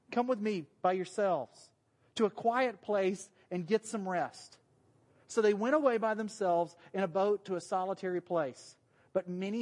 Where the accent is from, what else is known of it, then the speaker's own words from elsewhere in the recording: the South, United States; accent: southern; moved away; My southern accent